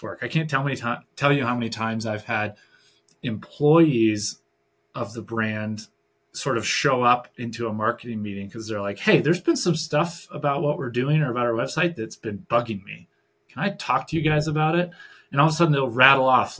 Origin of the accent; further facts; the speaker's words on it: Michigan, United States; moved away; I'm originally from Michigan.